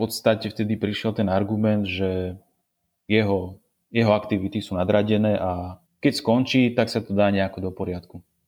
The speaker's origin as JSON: {"language": "Slovak", "town": "Prievidza", "region": "Trenčín Region", "country": "Slovakia", "said": "Všetci pochádzame z Prievidze"}